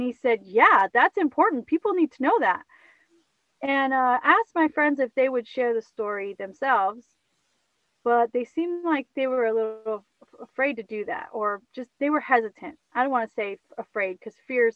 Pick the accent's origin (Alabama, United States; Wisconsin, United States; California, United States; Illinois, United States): California, United States; I'm from California